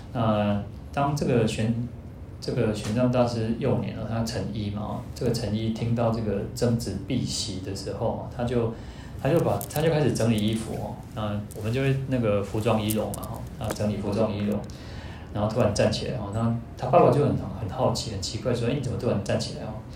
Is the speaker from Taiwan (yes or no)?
yes; Taiwan; 我们在，在台湾出生